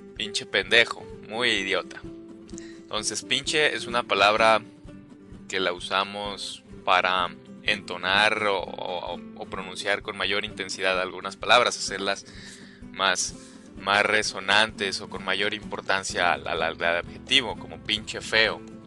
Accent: Mexico; estas expresiones que usamos como mexicanos

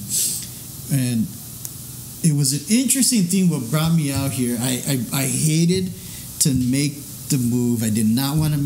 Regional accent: El Paso, Texas, United States; moved away; being born and raised in El Paso

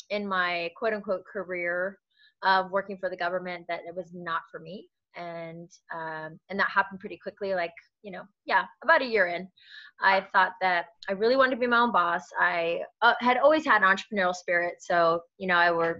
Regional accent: Sacramento, California, United States; in Northern California, in Sacramento. Nice. That's where I'm originally from

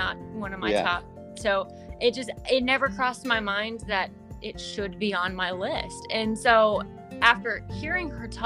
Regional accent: Texas, United States; I'm from Texas. We have Schlitterbahn, like one of the biggest and greatest water parks there is

